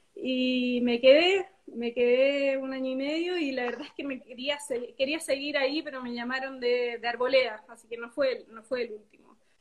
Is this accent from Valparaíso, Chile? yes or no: no; Temuco, Araucanía, Chile; moved away as an adult; also born or lived in Los Ángeles, Chile; now in Santiago, Chile; nacida y criada en Chile, a pesar de que mis padres son primera generación acá. Mi papá es inglés, mi mamá argentina.